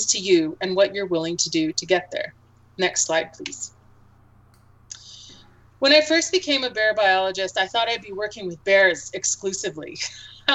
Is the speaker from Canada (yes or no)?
yes; Alberta, Canada; I grew up in Alberta, and I spent my childhood recreating in Alberta's parks.